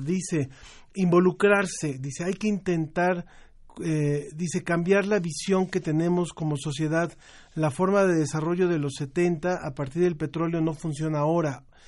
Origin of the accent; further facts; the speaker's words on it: Mexico; en México habemos personas que diario estamos comiendo picante